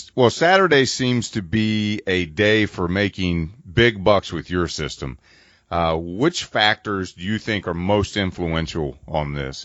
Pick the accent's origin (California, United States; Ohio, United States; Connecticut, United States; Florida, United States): Ohio, United States; Cincinnati; I'm from Cincinnati